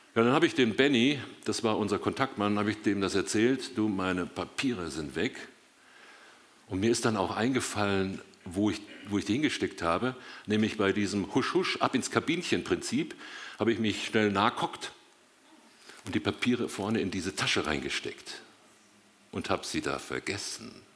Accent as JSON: {"language": "German", "town": "Dortmund", "region": "North Rhine-Westphalia", "country": "Germany", "tie": "born or raised there", "moved": "yes", "lives_now": "Biberach, Germany", "said": "gebürtig komme ich aus Dortmund und wohne seit 40 Jahren mit meiner Frau zusammen in Biberach, Baden"}